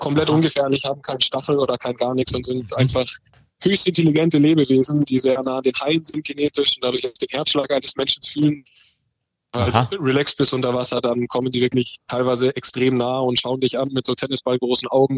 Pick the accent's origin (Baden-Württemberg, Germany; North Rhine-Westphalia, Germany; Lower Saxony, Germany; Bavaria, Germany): Bavaria, Germany; Dachau; in der zweiten Liga damals beim ASV Dachau, wo ich aufgewachsen bin und immer gespielt habe